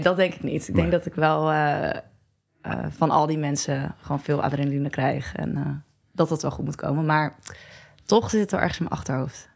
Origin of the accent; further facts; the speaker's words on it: Barneveld, Gelderland, Netherlands; now in Amsterdam, Netherlands; ik uit het klein dorpje Barneveld kom, waar ik ook heel trots op ben